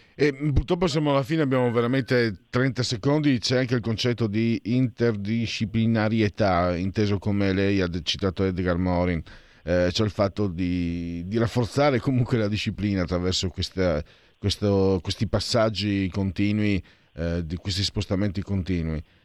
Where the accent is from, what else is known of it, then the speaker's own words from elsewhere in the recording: Friuli-Venezia Giulia, Italy; io poi vengo dal Friuli